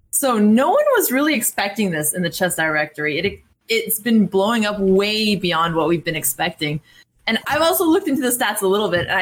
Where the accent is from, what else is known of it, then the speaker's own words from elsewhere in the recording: United States; also born or lived in New York / Oregon; we're American. I actually have an apartment in New York, and I'm here in Oregon where my family lives